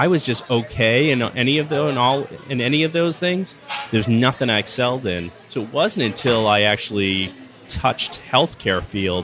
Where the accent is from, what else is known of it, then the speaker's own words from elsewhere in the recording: Franklin, Massachusetts, United States; I grew up in Franklin, Mass